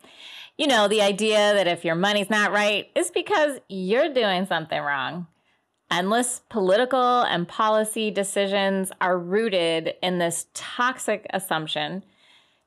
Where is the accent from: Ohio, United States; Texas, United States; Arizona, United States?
Ohio, United States; Cleveland; I grew up in Cleveland